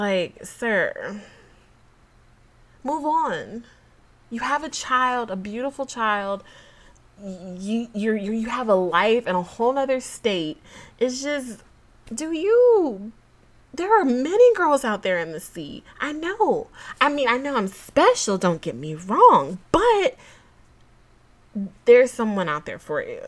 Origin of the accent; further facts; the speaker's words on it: Georgia, United States; now in Texas, United States; I'm a Georgia girl